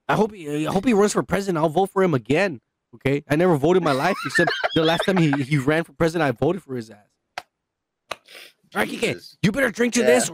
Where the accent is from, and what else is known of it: United States